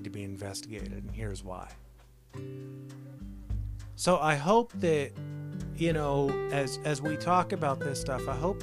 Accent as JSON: {"language": "English", "country": "United States", "said": "as American citizens"}